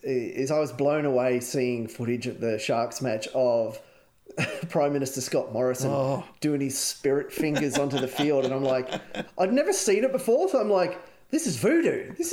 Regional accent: Parramatta, New South Wales, Australia; now in Queensland, Australia; I come from there. I come from Parramatta.

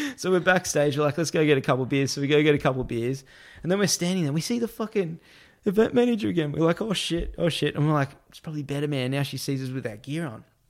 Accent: Australia; I'm this Australian being a reporter

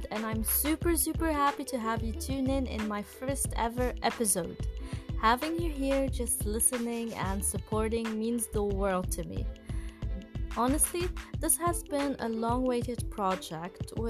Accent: Lebanon; also born or lived in Mindanao, Philippines; 3 months after my birth, we arrived to Lebanon

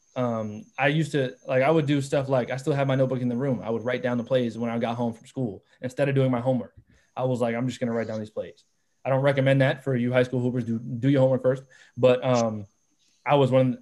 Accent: South Orange, New Jersey, United States; I, I come from South Orange

